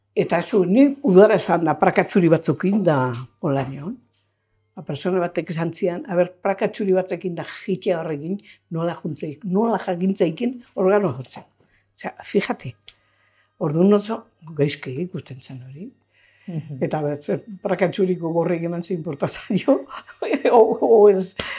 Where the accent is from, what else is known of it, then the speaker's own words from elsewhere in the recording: Zumarraga, Basque Country, Spain; hartu zuen bera, eskondu zan klienta batekin, eta hor jaio ginen gu